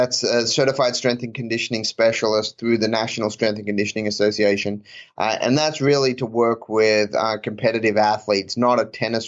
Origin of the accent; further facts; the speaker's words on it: Australia; moved away; also born or lived in Auburn; I grew up in Australia